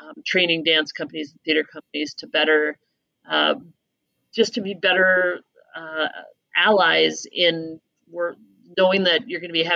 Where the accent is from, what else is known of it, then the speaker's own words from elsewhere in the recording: Minnesota, United States; being a Minnesotan kid